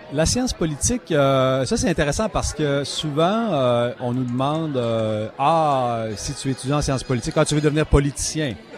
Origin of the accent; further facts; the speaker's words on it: Quebec City, Quebec, Canada; moved away as an adult; now in Toronto, Canada; dans ma ville natale, la ville de Québec.